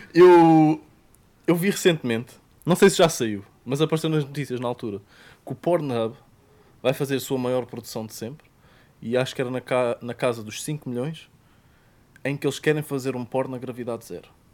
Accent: Portugal; accent: Portuguese

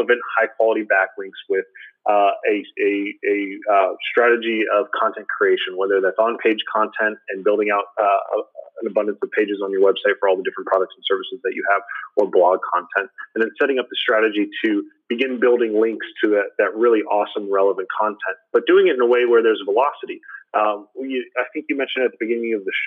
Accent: Florida, United States; I'm a Florida boy, born and raised in Florida

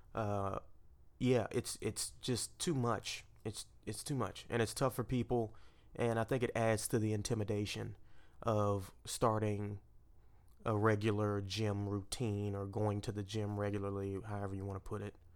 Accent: Port Arthur, Texas, United States; I grew up with the Gulf of Mexico in my backyard

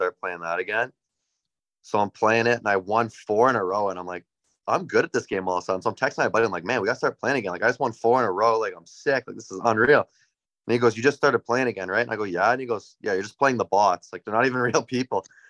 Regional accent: North Bay, Ontario, Canada; growing up in North Bay, there wasn't too much there.

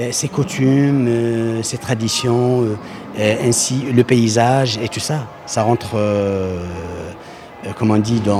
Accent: western Algeria, Algeria; Je viens de l'Algérie et plus exactement de l'ouest de l'Algérie, à Doron.

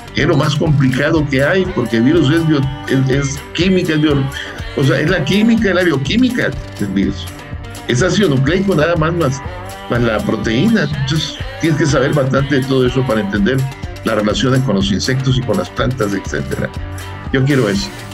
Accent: Concordia, Sinaloa, Mexico; moved away as an adult; also born or lived in Hidalgo / State of Mexico / Puebla; yo soy de Concordia, Sinaloa, una persona de, de, un pueblo, de una ciudad, le dicen ciudad también, y la primaria pues la hice en un pueblo.

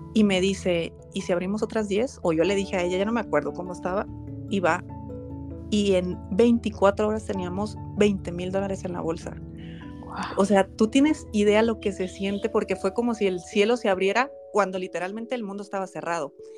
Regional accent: Ciudad Obregón, Sonora, Mexico; now in Guadalajara, Mexico; yo me fui a Ciudad Obregón, que fue mi, es mi ciudad donde yo eh, me crié, y en Sonora

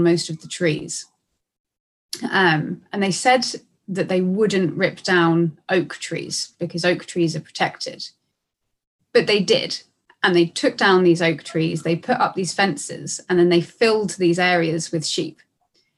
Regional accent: Brighton, South East England, United Kingdom; I'm from Brighton in the UK.

